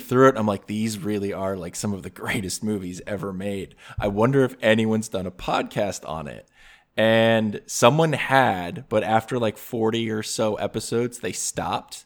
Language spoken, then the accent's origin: English; New Jersey, United States; I grew up in New Jersey